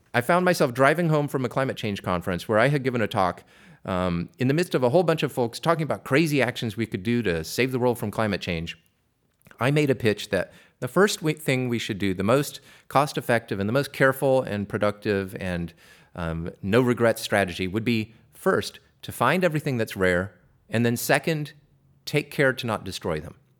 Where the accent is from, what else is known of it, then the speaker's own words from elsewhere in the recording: Southern California, United States; I grew up in California. I escaped the South to the North, and I've been here ever since